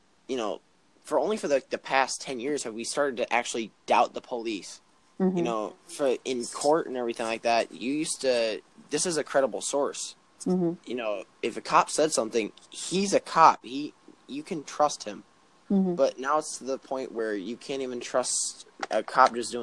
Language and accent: English; Chicago, Illinois, United States; I'm from Chicago